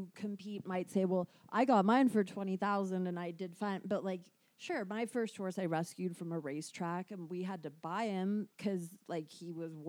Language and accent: English; United Kingdom; Like in the UK, probably the first